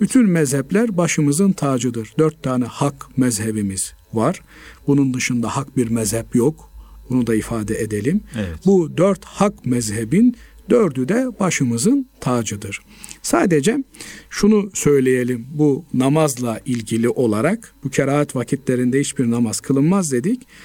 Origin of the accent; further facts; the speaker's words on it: Black Sea Region, Turkey; bizim Karadeniz bölgesinde